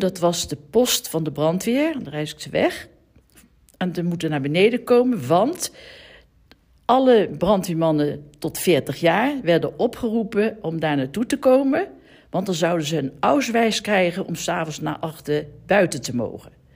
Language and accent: Dutch; The Hague, South Holland, Netherlands; Ik ben geboren in de Eemstraat in Den Haag.